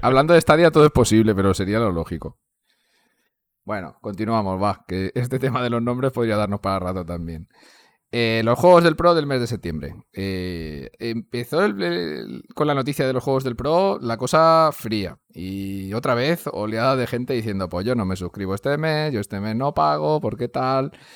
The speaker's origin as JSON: {"language": "Spanish", "town": "Valencia", "region": "Valencian Community", "country": "Spain", "said": "pues soy, de Valencia, hablo valenciano y aparte hablo castellano"}